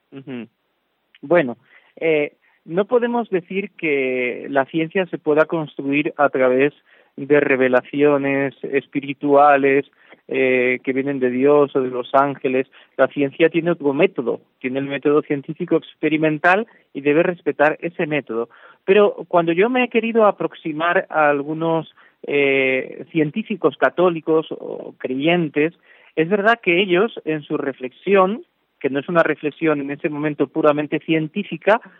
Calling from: Valencia, Valencian Community, Spain; desde Valencia, buenas tardes. Me encanta su programa. Eh, soy española de, de, adopción

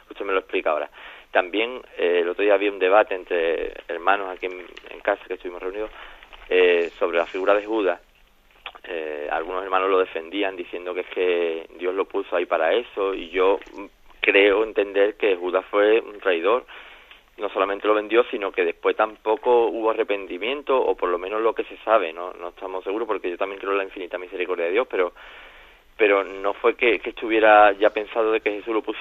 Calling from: Jerez de la Frontera, Andalusia, Spain; de Jerez.

